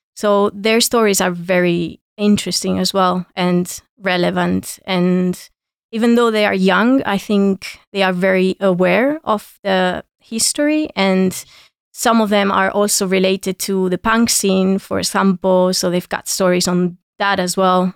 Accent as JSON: {"language": "English", "town": "Granada", "region": "Andalusia", "country": "Spain", "tie": "born or raised there", "said": "my hometown in Granada"}